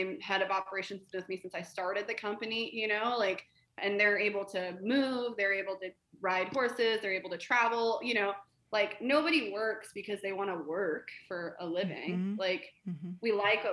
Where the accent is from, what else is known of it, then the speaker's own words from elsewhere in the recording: Colorado, United States; I grew up in Colorado